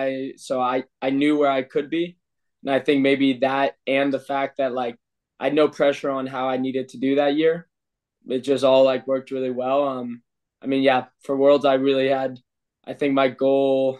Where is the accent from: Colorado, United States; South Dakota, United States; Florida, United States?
Colorado, United States; Boulder; moved away as an adult; now in Austria; my hometown in Boulder, Colorado